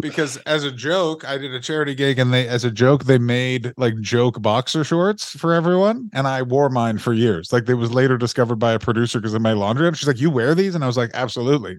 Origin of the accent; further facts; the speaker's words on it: Ottawa, Ontario, Canada; I am from Ottawa